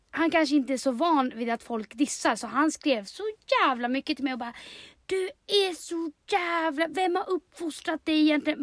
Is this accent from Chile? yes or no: yes; Chile; now in Sweden; jag är i mitt hemland